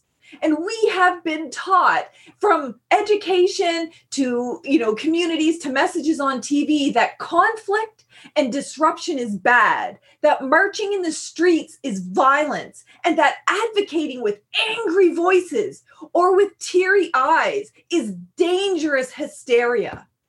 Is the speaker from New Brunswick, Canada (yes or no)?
yes; Eel River Bar First Nation, New Brunswick, Canada; I'm from the Sovereign Mi'kmaq Nation on unceded Mi'kma'ki territory at Eel River Bar First Nation.